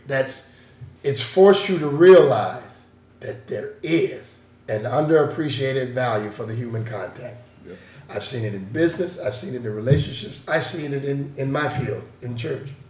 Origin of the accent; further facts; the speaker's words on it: Seattle, Washington, United States; I'm from Seattle